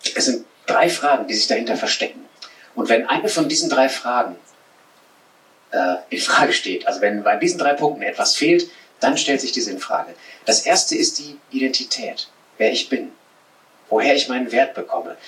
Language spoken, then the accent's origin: German; Sauerland, North Rhine-Westphalia, Germany; in der Nähe meiner Heimat im Sauerland, da so ein Mittelgebirge